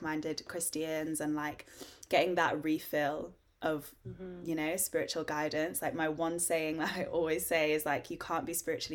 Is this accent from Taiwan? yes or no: no; Harrogate, Yorkshire and the Humber, United Kingdom; I'm from Harrogate